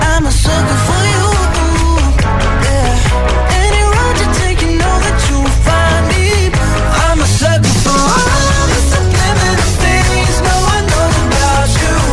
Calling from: Santander, Cantabria, Spain; de Santander

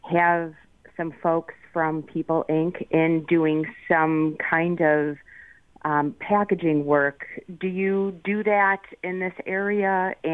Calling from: Lancaster, United States; I'm from the Lancaster area and um, I work within a manufacturing business.

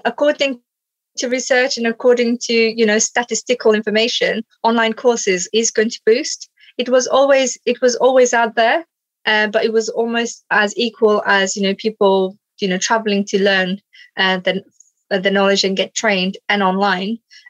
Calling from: Stevenage, East of England, United Kingdom; So in the UK, I'm in Stevenage.

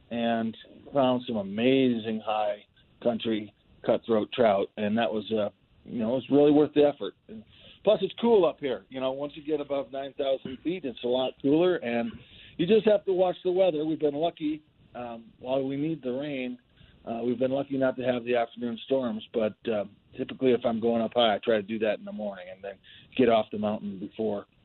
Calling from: Steamboat Springs, Colorado, United States; I'm up in Steamboat Springs right now.

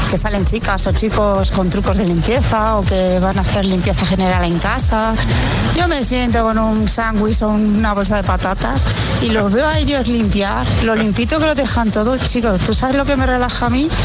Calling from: Fuenlabrada, Community of Madrid, Spain; Soy … de Fuenlabrada.

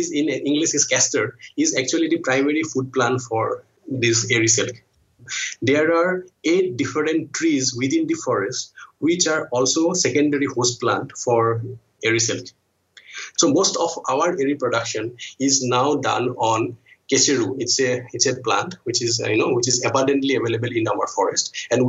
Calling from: Guwahati, Assam, India; I am the co-founder of Seven Weaves Social, and I'm calling in from Guwahati in India's northeast.

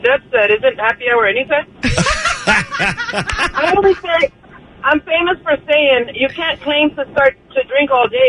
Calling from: Wildomar, California, United States; I'm calling from Wildemar.

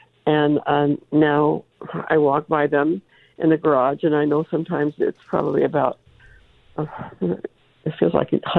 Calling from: Placerville, California, United States; also born or lived in San Diego; Good morning. I'm calling you from Placerville, California, again.

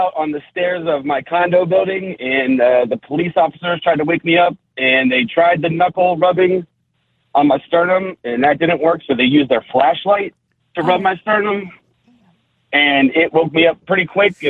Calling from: Centerville, United States; I'm calling you from Centerville.

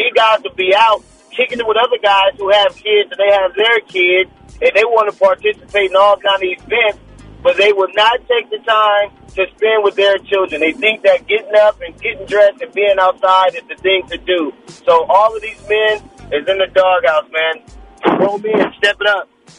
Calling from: Oakland, California, United States; from Oakland.

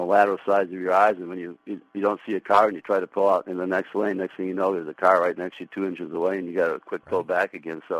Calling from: New York, United States; Well, actually, I'm in New York.

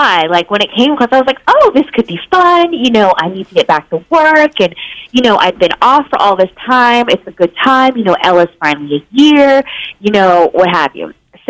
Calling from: Los Angeles, California, United States; It is … time yet again, and I am calling in from Los Angeles.

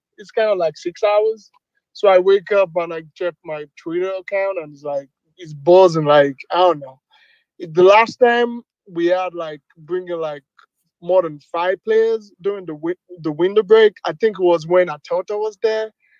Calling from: Naperville, Illinois, United States; Yeah, I'm calling from Naperville, Illinois, United States.

